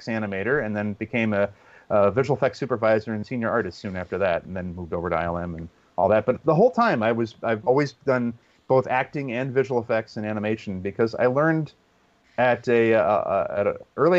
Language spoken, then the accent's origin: English; Pacifica, California, United States; I had this cable access TV station in my hometown of Pacifica, California